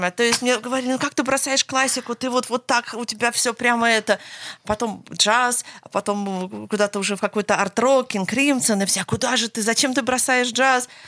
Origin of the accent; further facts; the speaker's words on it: Los Angeles, California, United States; я уже потом выросла и училась в Лос-Анджелесе в Америке.